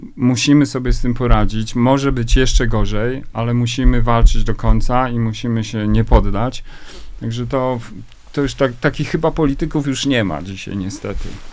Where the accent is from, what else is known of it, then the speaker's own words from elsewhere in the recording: Lower Silesian Voivodeship, Poland; Ja już w ogóle się wychowałem w takim małym miasteczku na Dolnym Śląsku